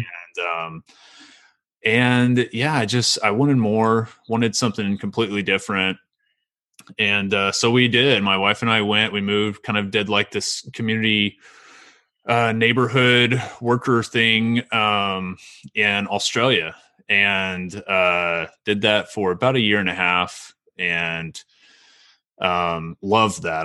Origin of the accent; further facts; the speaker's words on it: Meeker, Oklahoma, United States; also born or lived in Ardmore, Oklahoma / Shawnee, Oklahoma; I grew up in Meeker and, um, really small town